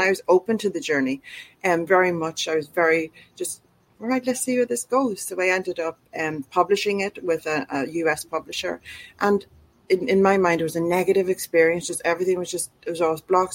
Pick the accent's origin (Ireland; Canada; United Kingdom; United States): Ireland; moved away as an adult; now in Australia; I'm from Ireland, so we moved to Australia two and a half years beforehand